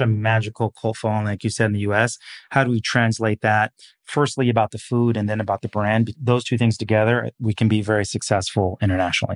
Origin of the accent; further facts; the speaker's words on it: Seattle, Washington, United States; moved away; also born or lived in Portland / New York; I'm a kid from the Pacific Northwest, so grew up in Seattle